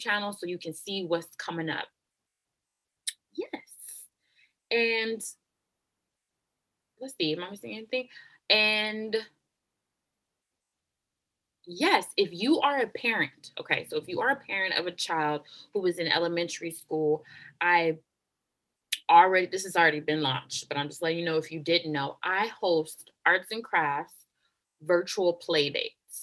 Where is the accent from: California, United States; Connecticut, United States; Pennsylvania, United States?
California, United States; Oakland; moved away as an adult; also born or lived in North Jersey, New Jersey; I was born and raised in Oakland, California, grew up in the Bay Area my whole life